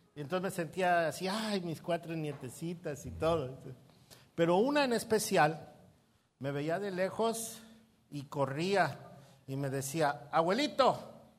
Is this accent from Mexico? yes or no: yes; Mexico City, Mexico; moved away as an adult; now in Puerto Vallarta, Mexico; Yo soy chilango.